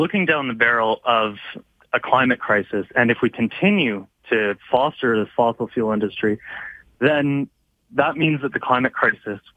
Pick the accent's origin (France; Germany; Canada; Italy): Canada; Alberta; I'm from Alberta